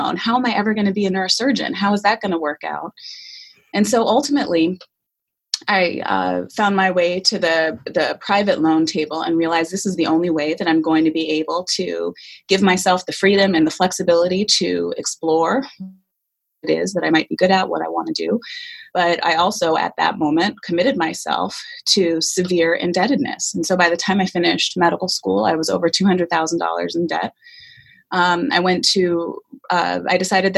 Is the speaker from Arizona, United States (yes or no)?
yes; Scottsdale, Arizona, United States; moved away as an adult; I am an Arizona native, born and raised in Scottsdale, Arizona